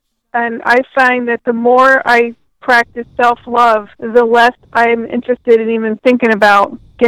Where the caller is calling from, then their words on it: Detroit, Michigan, United States; I'm calling from Detroit, Michigan.